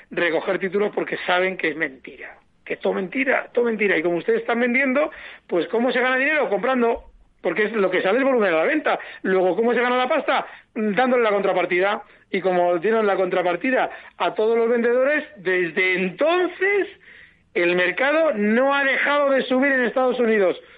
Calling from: Zaragoza, Aragon, Spain; Hola, buenas tardes. Soy … de Zaragoza.

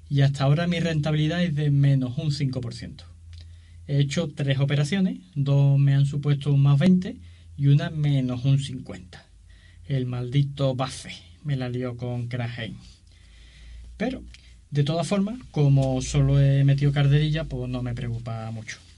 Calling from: Seville, Andalusia, Spain; de Sevilla.

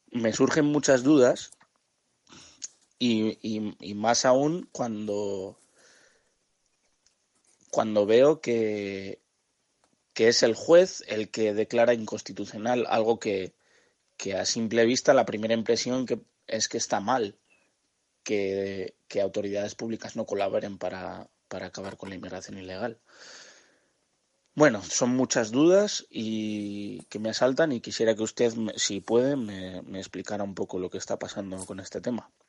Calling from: Getxo, Basque Country, Spain

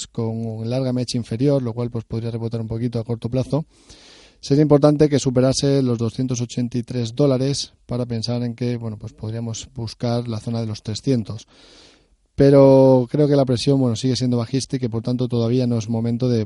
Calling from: Basque Country, Spain; Soy un pequeño de Guipúzcoa.

